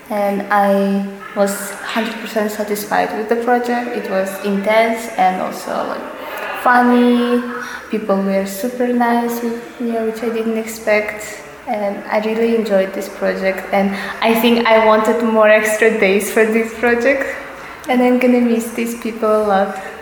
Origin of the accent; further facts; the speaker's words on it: Kazakhstan; now in Rome, Italy; I'm from originally from Kazakhstan, but I study in Rome.